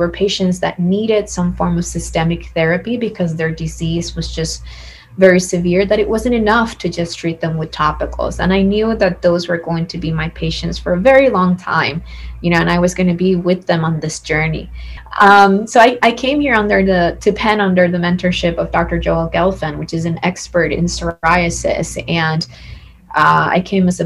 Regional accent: San Juan, Puerto Rico; I am originally from San Juan, Puerto Rico. That's where I was born and raised

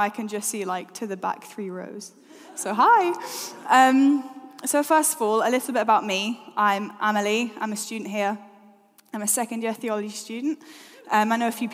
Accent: Middlesbrough, North East England, United Kingdom; moved away as an adult; also born or lived in Newcastle; now in Exeter, United Kingdom; I'm from the northeast of England

